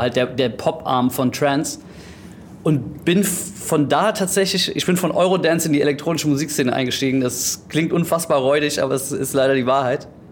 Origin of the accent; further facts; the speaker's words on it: Greece; moved away; also born or lived in Frankfurt, Germany; ich bin auch in Griechenland teilweise aufgewachsen